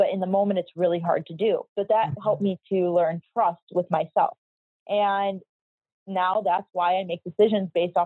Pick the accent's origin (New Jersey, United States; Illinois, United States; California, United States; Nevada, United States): Illinois, United States; Chicago; moved away as an adult; now in Miami Beach, United States; I'm from Chicago